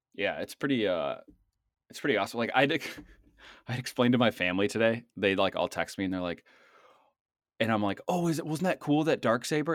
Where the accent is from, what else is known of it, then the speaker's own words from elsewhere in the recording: Boston, Massachusetts, United States; accent: Boston; my Boston accent